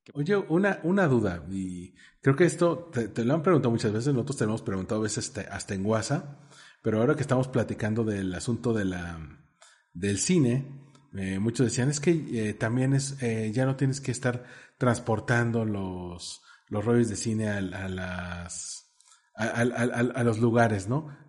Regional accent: Mexico City, Mexico; tú y yo que somos chilangos este, acá sureños

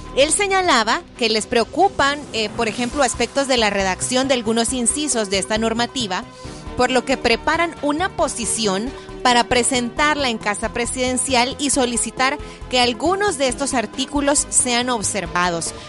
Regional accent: El Salvador; nosotros como salvadoreños

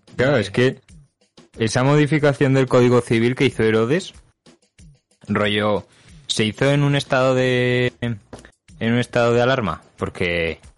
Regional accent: Spain; moved away

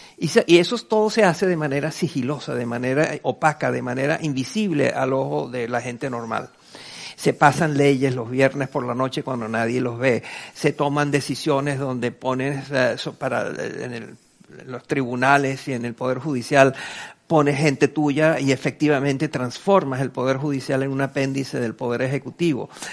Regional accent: Venezuela; en mi país, en Venezuela

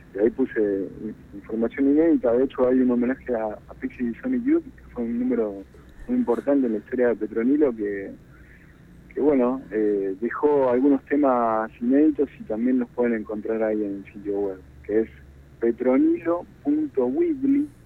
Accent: Argentina; cuando empiezo a analizar como argentino

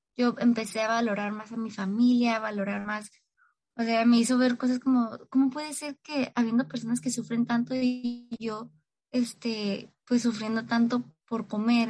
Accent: Tijuana, Baja California, Mexico; Soy de Tijuana, Baja California, México

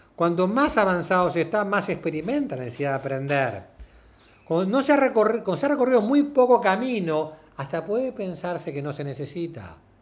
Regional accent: Argentina; somos los argentinos

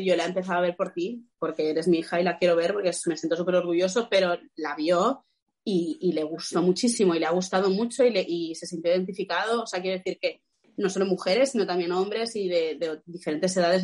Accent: Catalonia, Spain; como de los actores catalanes

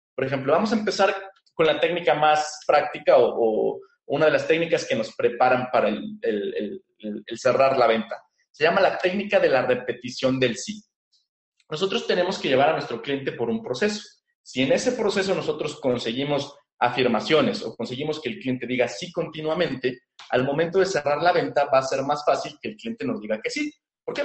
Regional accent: Mexico; aquí en mi país

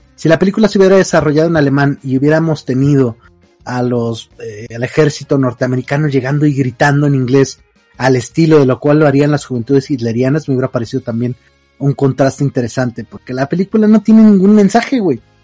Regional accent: northern Mexico, Mexico; como norteño

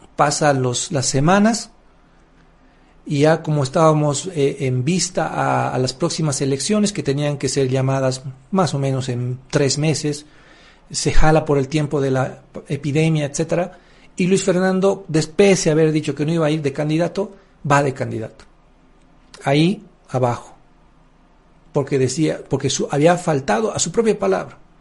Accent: Bolivia; un orgullo como boliviano para mí

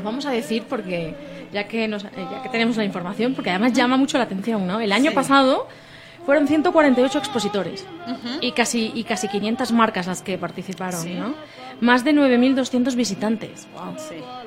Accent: Spain; now in Mexico; yo que vengo de un país en el que hay mucho queso y mucho buen queso

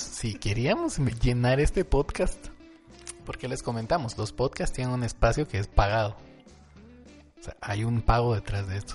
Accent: Guatemala; somos de Guatemala

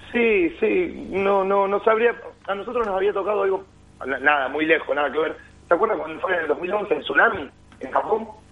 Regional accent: Argentina; los argentinos somos así, como argentinos tenemos muchas cosas lindas

